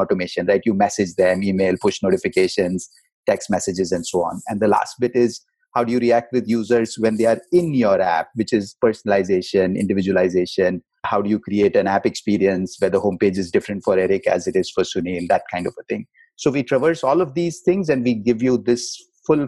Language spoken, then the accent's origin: English; India; moved away as an adult; also born or lived in Mumbai; now in United States; I was born Indian. I am American now